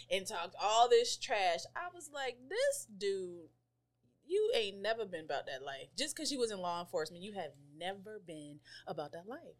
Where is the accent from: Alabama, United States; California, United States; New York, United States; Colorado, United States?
Colorado, United States; now in Maryland, United States; So I moved to Maryland from Colorado.